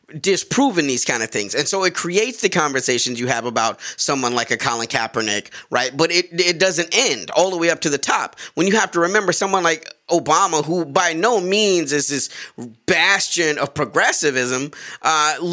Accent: United States; as an American

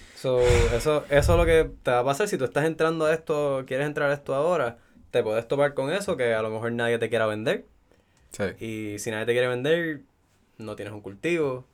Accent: Puerto Rico; Soy un sato puertorriqueño aquí

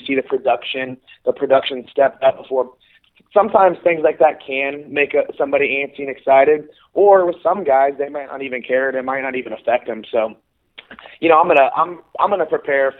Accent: Kansas City, United States; here in Kansas City, which is my hometown.

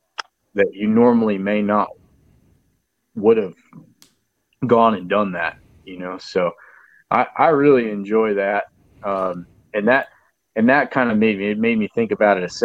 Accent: San Antonio, Texas, United States; also born or lived in New Braunfels, Texas / Canyon Lake, Texas; I was born in San Antonio and I live around San Antonio, New Braunfels, Canyon Lake all my life.

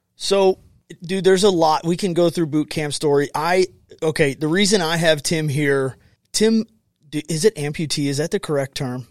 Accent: United States; I grew up on the Mississippi partying, but I was south of the Lock and Dam

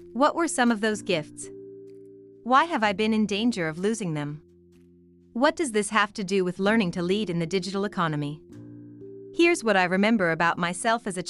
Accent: New Jersey, United States; when I was a kid growing up in New Jersey

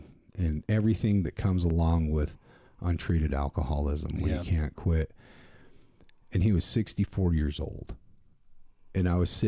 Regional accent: Wyoming, United States; Gillette, Wyoming and my hometown are all the way on opposite ends of the state.

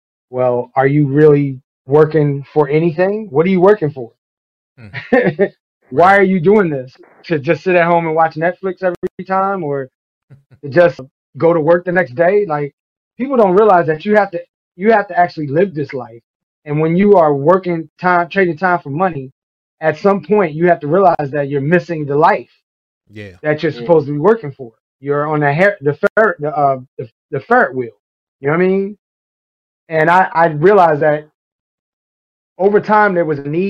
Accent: New York City, New York, United States; moved away as an adult; also born or lived in Boston; came back down to Brooklyn. And I grew up there until I was in college

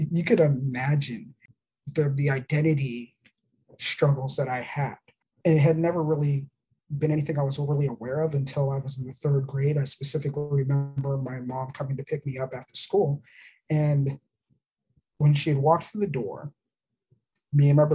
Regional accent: Arizona, United States; moved away; also born or lived in Florida; I was born in Arizona. I was born on the Gila River Indian Reservation

